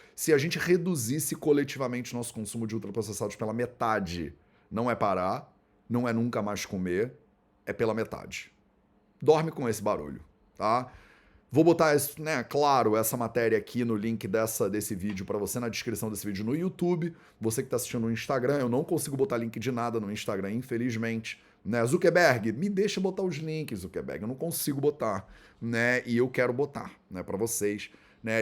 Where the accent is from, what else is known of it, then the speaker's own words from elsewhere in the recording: Brazil; como brasileiros